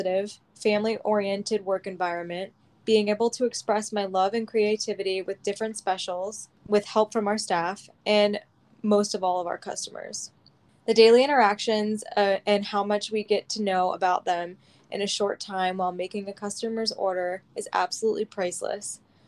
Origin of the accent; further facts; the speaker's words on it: Alaska, United States; I grew up in Alaska, which is where my passion for coffee started.